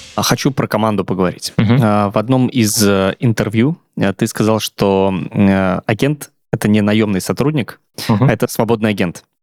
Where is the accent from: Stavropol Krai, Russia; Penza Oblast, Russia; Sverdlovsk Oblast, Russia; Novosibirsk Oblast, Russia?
Penza Oblast, Russia; Penza; я из небольшого города, угу. Пенза, 650 тысяч населения